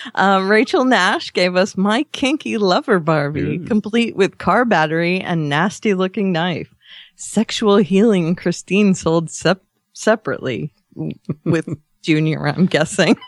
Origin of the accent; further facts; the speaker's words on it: Australia; I did my Australian thanks for Canada.